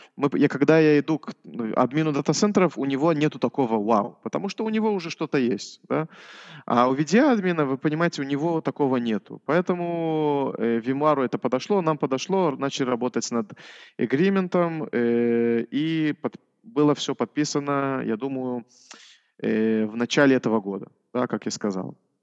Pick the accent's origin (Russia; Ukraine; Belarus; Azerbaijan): Belarus; Orsha, Vitebsk Region; now in Israel; Я, э, родился вообще в Белоруссии